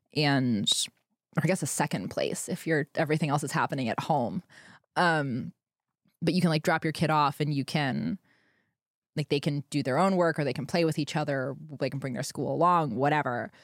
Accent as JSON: {"language": "English", "region": "Pennsylvania", "country": "United States", "tie": "born or raised there", "said": "I grew up in Pennsylvania, which was a fairly restrictive state"}